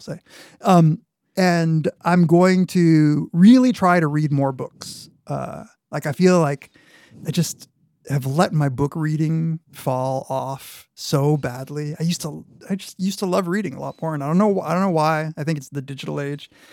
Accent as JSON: {"language": "English", "country": "Argentina", "tie": "born or raised there", "moved": "yes", "said": "I was born in Argentina. Half my family is from Argentina."}